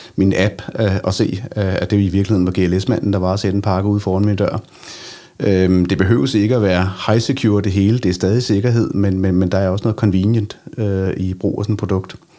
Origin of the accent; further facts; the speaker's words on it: Denmark; vores øh, område hjemme i Danmark